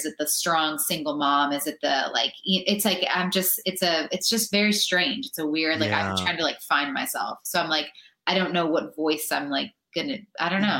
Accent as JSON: {"language": "English", "area": "an hour north of Detroit", "region": "Michigan", "country": "United States", "said": "I'm from Michigan, an hour north of Detroit."}